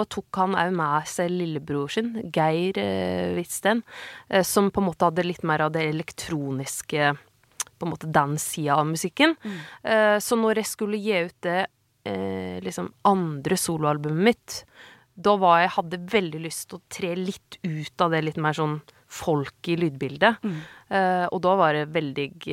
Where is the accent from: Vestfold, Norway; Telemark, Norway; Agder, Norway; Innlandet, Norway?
Telemark, Norway; Vinje; jeg er skikkelig fra Vinje